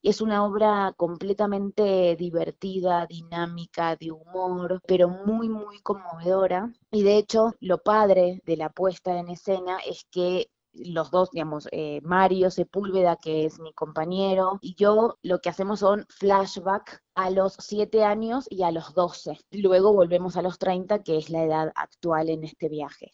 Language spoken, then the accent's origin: Spanish; Argentina; moved away as an adult; now in Mexico; yo soy argentina y vivo hace 11 años en este país, en México